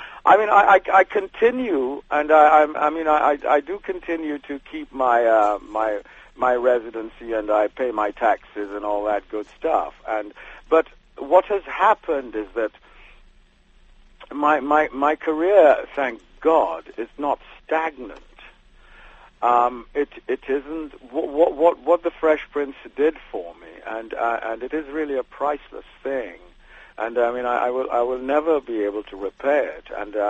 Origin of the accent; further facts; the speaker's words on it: United Kingdom; you have to remember I'm a British actor who is an American actor, if you see what I mean.